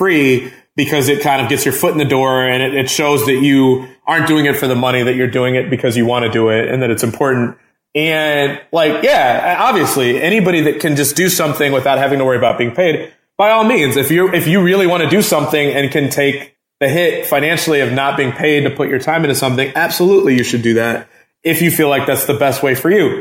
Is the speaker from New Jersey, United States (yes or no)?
no; Flossmoor, Illinois, United States; did you go to HF, Homewood Flossmoore? And I said, yeah